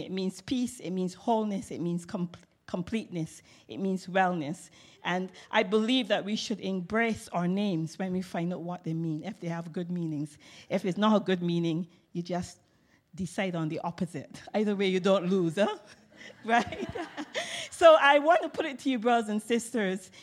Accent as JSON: {"language": "English", "region": "England", "country": "United Kingdom", "said": "as an English person"}